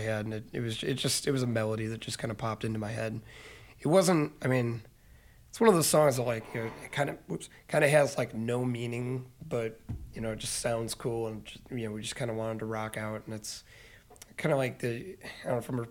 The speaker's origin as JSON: {"language": "English", "town": "Hinckley", "region": "Illinois", "country": "United States", "said": "I am from Hinckley, actually, Illinois, right down the road here"}